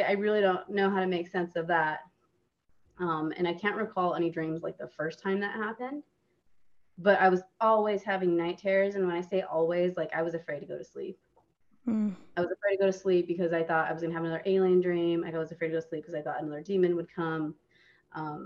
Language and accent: English; Arizona, United States; I grew up in Arizona